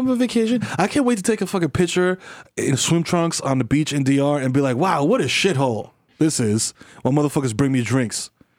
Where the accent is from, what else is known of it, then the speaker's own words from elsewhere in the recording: New York City, New York, United States; and I'm from the Bronx